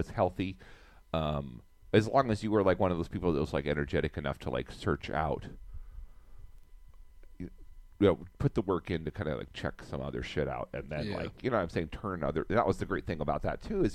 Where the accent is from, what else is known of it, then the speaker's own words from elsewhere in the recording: Wyoming, United States; growing up in Wyoming